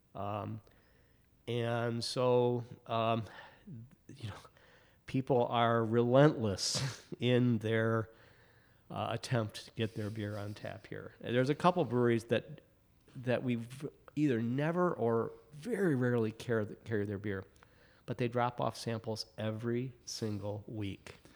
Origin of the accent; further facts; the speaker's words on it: Michigan, United States; now in Chicago, United States; I'm from Michigan, so I was kind of, you know, uh, very proud of my local beer.